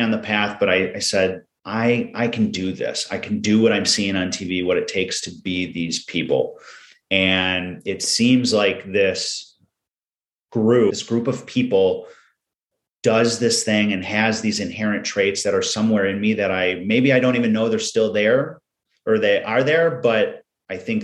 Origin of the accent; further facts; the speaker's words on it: Michigan, United States; now in Wisconsin, United States; I live in Wisconsin. I'm originally from Michigan